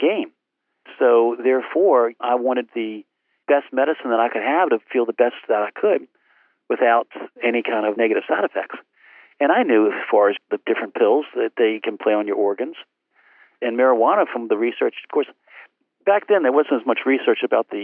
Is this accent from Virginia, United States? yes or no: yes; Portsmouth, Virginia, United States; homebound teaching in Portsmouth, my hometown